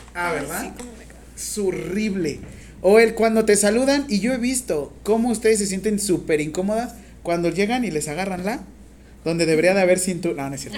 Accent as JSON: {"language": "Spanish", "country": "Mexico", "said": "¿Cuántos millones de mexicanos somos?"}